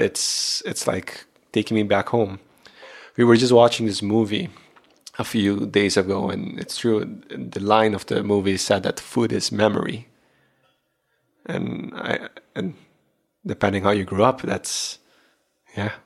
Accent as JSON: {"language": "English", "country": "Aruba", "said": "I am from Aruba. I do have the Aruban blood in me"}